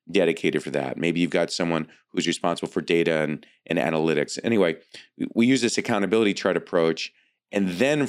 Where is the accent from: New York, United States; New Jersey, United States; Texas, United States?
New York, United States; Long Island; now in California, United States; I grew up on Long Island myself